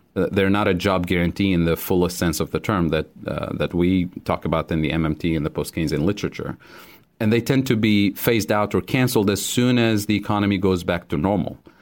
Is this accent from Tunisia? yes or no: yes; Tunisia; moved away as an adult; also born or lived in Kansas City, Missouri; now in United States; I grew up in Tunisia